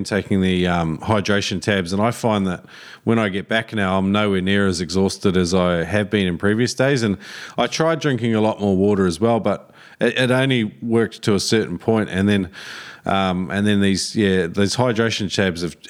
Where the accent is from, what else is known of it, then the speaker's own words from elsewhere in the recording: New Zealand; now in Australia; I grew up in New Zealand and moved to Australia